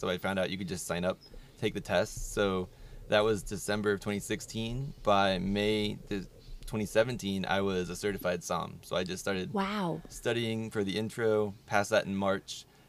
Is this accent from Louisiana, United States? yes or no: no; Virginia, United States; Actually Virginia too.